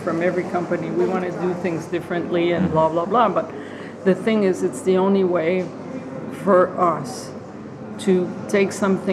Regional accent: Quebec, Canada; we're from Quebec

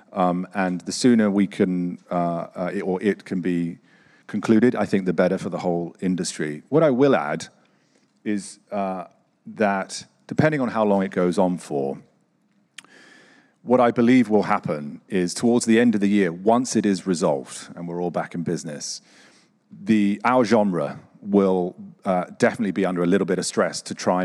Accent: Boston, Massachusetts, United States; I'm from Boston

